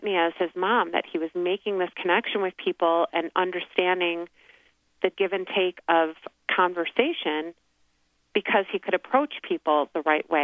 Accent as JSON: {"language": "English", "region": "Michigan", "country": "United States", "also_born_or_lived": "Pennsylvania / New York / New Jersey", "moved": "as an adult", "lives_now": "Scottsdale, United States", "said": "I'm from Michigan and went to Penn State, and we wound up in New York, New Jersey area, and then moved out to Scottsdale, Arizona about 6 years ago"}